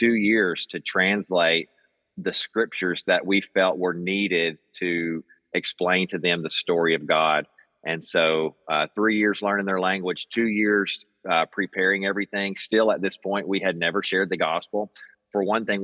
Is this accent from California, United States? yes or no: no; Magnolia, Arkansas, United States; moved away as an adult; also born or lived in Papua New Guinea; I'm from South Arkansas. Grew up here in Magnolia, Arkansas